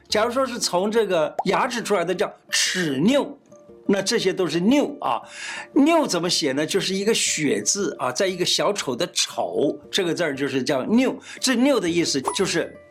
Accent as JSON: {"language": "Chinese", "country": "Taiwan", "said": "我们台湾话叫 Q Q的那个感觉"}